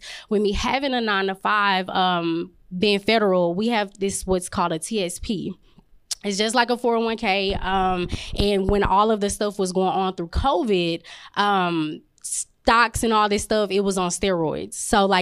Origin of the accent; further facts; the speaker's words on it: Dallas, Texas, United States; I'm from South Dallas, so we just moved back.